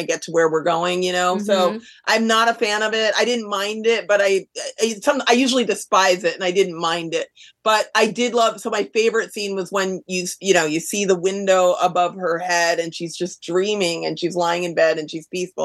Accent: New York City, New York, United States; that's my hometown

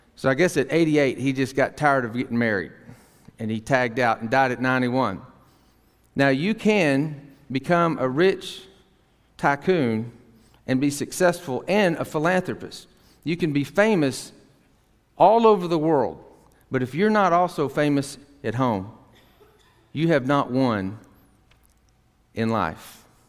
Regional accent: Tyler, Texas, United States; I grew up in Tyler, Texas, Northeast Texas.

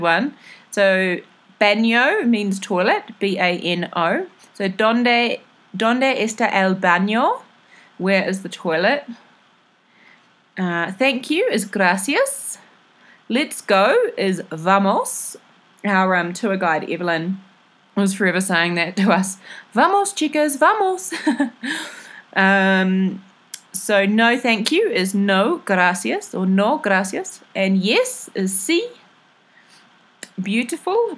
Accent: New Zealand; what I'm used to from New Zealand

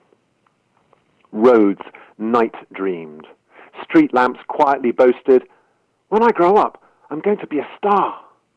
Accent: London, United Kingdom; moved away; also born or lived in Bristol; I grew up in London

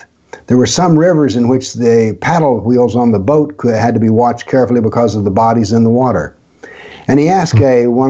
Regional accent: the South, United States; I'm a Southerner raised in the South, born in the South

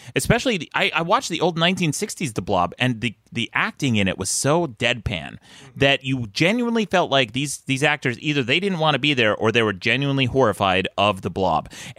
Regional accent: Salt Lake City, Utah, United States; Yes, it's Salt Lake City, Utah.

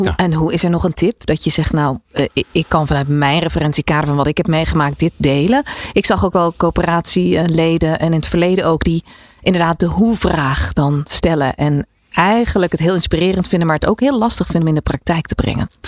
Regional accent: Netherlands; we zijn erg geneigd als Nederlanders

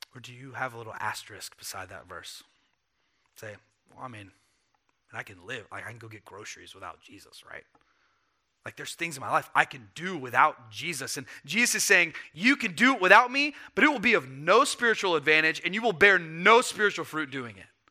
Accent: the South, United States; I grew up in the South where Christianity was a cultural artifact

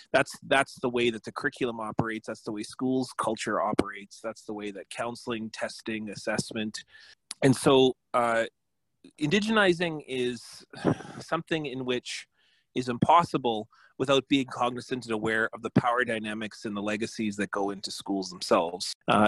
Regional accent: Selkirk, Manitoba, Canada; I'm from Little Peguis Indian Settlement, which is now known as Peguis First Nation in the Interlake, but my community originally was what's now the city of Selkirk. And so I come from there. I was grown, fostered there

